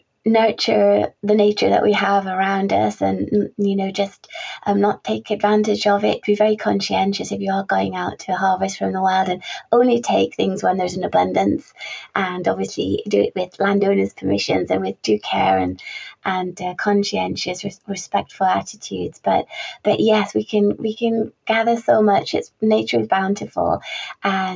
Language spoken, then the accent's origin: English; Carlisle, North West England, United Kingdom; I was born and raised in Carlisle, which is just bordering the Lake District.